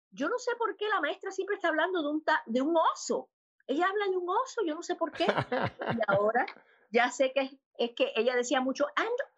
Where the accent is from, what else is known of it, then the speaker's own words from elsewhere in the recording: Havana, Cuba; born there; Pues nací en La Habana, Cuba, eh, de una familia maravillosa, mi papá y mi mamá, los dos de La Habana, un hogar católico